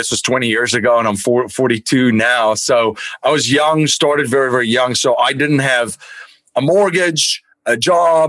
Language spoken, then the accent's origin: English; Stellenbosch, Western Cape, South Africa; now in United States; I grew up in Stellenbosch in South Africa